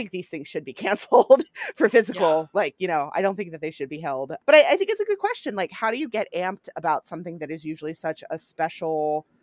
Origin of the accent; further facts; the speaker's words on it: York, Pennsylvania, United States; moved away; I'm here in my hometown helping my mom out through all of this. And we have the country's oldest county fair here, the York Fair